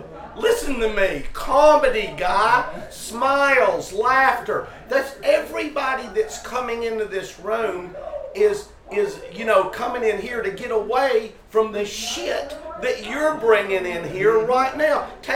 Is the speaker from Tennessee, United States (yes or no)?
yes; Tennessee, United States; We're both from Tennessee.